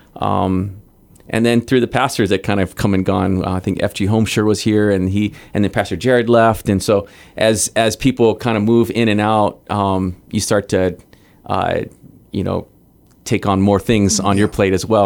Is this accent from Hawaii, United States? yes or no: yes; Hawaii, United States; moved away as an adult; also born or lived in Guam; I grew up in Hawaii